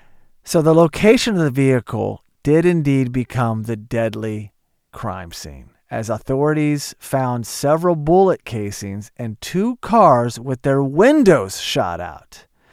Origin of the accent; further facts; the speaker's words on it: Oklahoma, United States; I grew up in Oklahoma. It's very similar. A lot of guns.